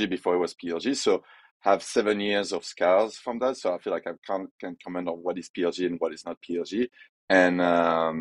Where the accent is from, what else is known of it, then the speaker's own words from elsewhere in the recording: France; accent: French; English is a second language; moved away as an adult; also born or lived in Brussels / Shanghai / Canterbury / Paris; now in San Francisco, United States; as you can tell by my accent, I'm French